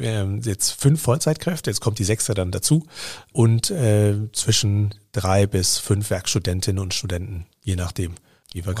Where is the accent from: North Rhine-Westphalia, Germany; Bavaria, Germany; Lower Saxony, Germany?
Bavaria, Germany; moved away; ich komme aus Bayern ursprünglich